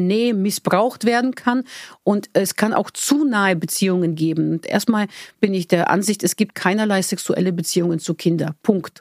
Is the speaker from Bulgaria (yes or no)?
yes; Bulgaria; moved away; da, wo ich herkomme in Bulgarien